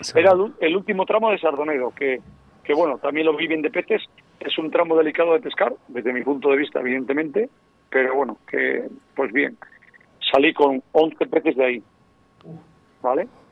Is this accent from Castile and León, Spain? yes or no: yes; Castile and León, Spain; soy leonés